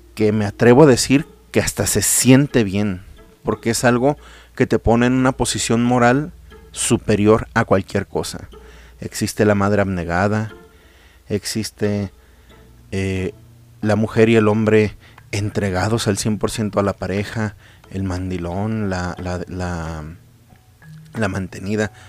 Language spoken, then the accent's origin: Spanish; Mexico; yo soy mexicano, amo mi país